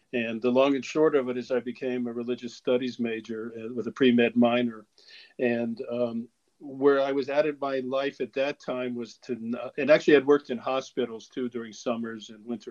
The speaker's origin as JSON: {"language": "English", "town": "Cincinnati", "region": "Ohio", "country": "United States", "tie": "born or raised there", "also_born_or_lived": "Kentucky / Boston", "moved": "as an adult", "said": "Cincinnati, Ohio, my hometown"}